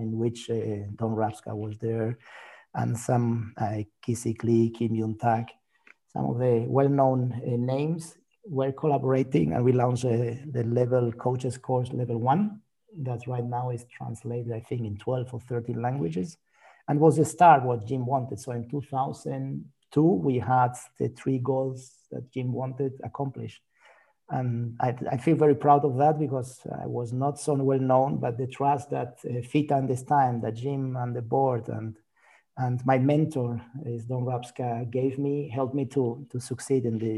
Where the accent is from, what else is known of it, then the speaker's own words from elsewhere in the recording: Spain; I'm from Spain